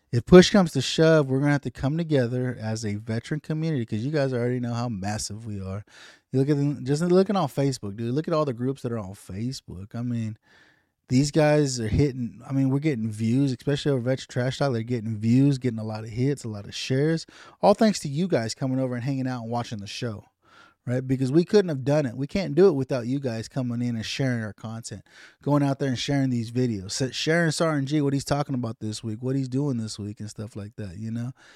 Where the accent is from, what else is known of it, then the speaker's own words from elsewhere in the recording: United States; as American citizens